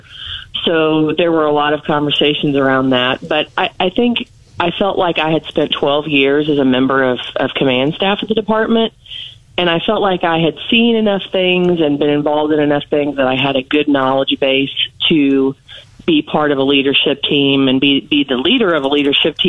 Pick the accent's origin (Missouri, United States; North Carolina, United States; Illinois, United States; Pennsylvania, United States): Missouri, United States; St. Joseph; moved away as an adult; now in Columbia, United States; I'm originally from St. Joseph, Missouri. I grew up there, and I moved to Columbia in 1995 to attend school.